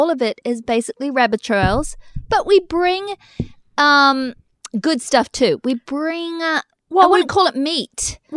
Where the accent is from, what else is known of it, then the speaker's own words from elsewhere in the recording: England, United Kingdom; Oh, okay, I'm English.